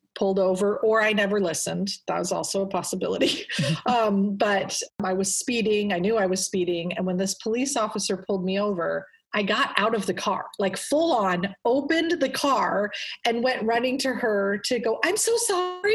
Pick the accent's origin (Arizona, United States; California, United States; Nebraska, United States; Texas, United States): Nebraska, United States; Omaha; also born or lived in South Korea / Brussels; I grew up in an Air Force family. My dad was a three-star general when I was born. And I lived in different countries. I lived in Korea and Brussels. And then my dad retired. And I grew up in Omaha, Nebraska.